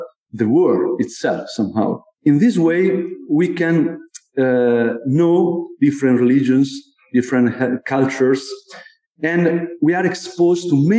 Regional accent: Como, Lombardy, Italy; This is the cathedral of my town where I was born in Como

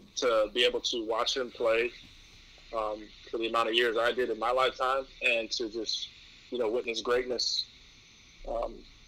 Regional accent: New York City, New York, United States; growing up in New York

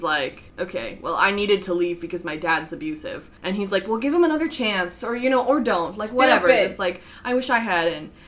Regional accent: Canada; I am Canadian

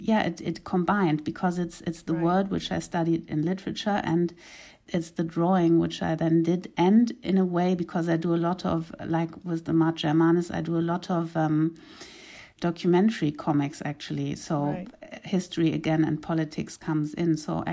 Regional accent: Uganda; English is a second language; also born or lived in Kenya; now in Germany; because I was raised in East Africa, mainly in Uganda and Kenya. And when I came back in the late 80s to Germany, it was not familiar at all for me

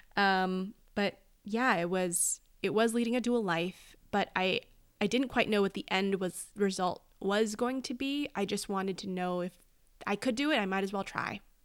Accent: Oak Park, California, United States; moved away as an adult; also born or lived in New York; I was raised in Oak Park, California

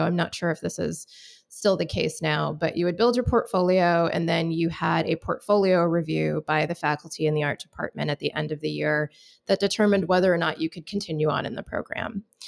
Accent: Michigan, United States; I grew up in Michigan, went to college in West Michigan

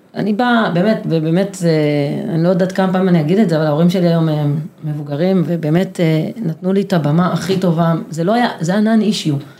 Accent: Kibbutz Gal'on, Southern District, Israel; אני גדלתי בקיבוץ שבו כולם שווים

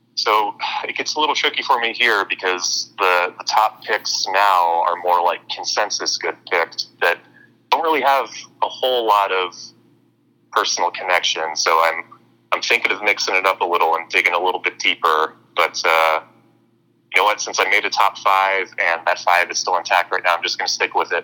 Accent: Arizona, United States; I'm a University of Arizona alum

